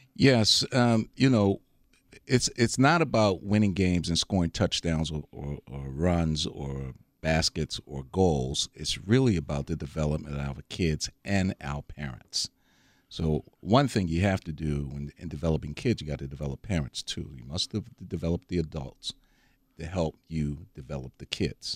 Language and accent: English; Baltimore, Maryland, United States; moved away as an adult; now in Milwaukee, United States; I grew up on the East Coast, so lacrosse is a big, you know, big, big time on the East Coast. So I, I'm from Baltimore